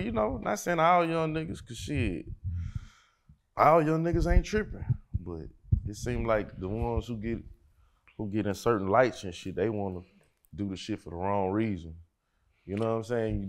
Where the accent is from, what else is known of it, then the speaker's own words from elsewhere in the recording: Port Arthur, Texas, United States; now in Houston, United States; I'm a Port Arthur nigga that live in Houston.